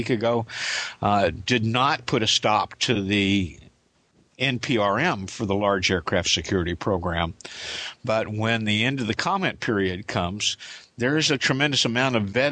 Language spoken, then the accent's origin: English; Indiana, United States; now in Kansas, United States; In my hometown in Indiana, Clark Regional, Juliet Victor Yankee, and right across the river, Bowman Field.